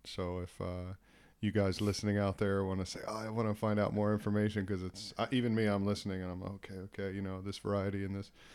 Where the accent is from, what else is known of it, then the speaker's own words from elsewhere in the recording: East Coast of the US, United States; I grew up on the East Coast of the U S